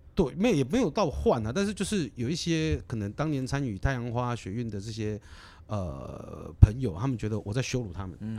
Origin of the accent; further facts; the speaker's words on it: Kaohsiung, Taiwan; moved away as an adult; 我是高雄人，我是左营高中毕业的